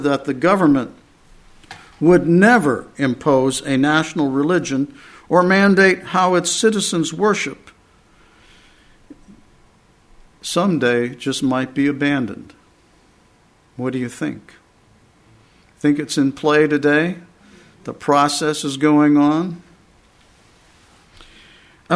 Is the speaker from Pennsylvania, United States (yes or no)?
yes; Pennsylvania, United States; now in Texas, United States; I'm from Pennsylvania